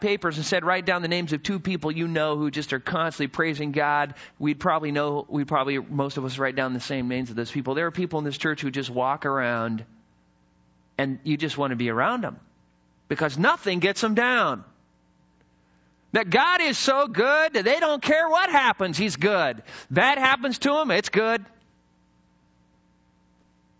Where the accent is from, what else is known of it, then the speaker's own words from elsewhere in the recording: the mountains of Idaho, United States; When I was in high school, I grew up in the mountains of Idaho. And what was interesting as I was growing up in Idaho is, you know, I came from the city